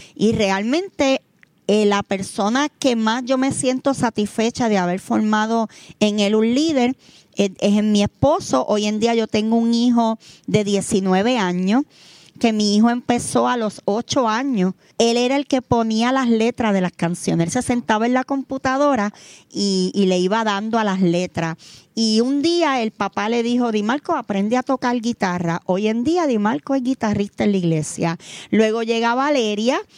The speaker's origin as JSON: {"language": "Spanish", "town": "Vega Baja", "country": "Puerto Rico", "said": "nosotros somos de Vega Baja"}